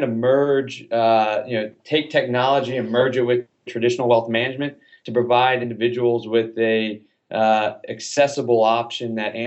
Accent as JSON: {"language": "English", "town": "Atlanta", "region": "Georgia", "country": "United States", "tie": "born or raised there", "said": "I grew up in Atlanta."}